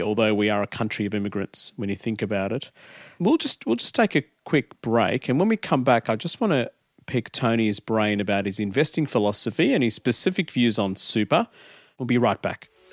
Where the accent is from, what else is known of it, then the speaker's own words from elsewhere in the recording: Adelaide, South Australia, Australia; we came to Australia and and uh, I grew up in Adelaide